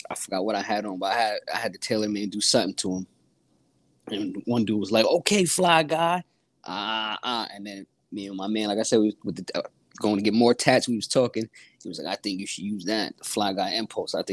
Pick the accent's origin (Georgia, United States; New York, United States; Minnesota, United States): New York, United States; Catskill; now in Albany, United States; York. A little bit up from from eight four five. I'm from five one eight.